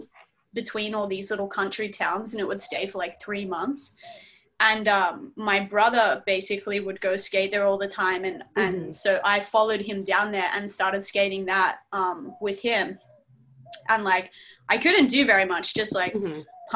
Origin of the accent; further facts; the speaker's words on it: Berwick, Victoria, Australia; accent: Australian; So right now I'm living in Melbourne, Australia, which is actually where I was born as well, in this little town called Berwick.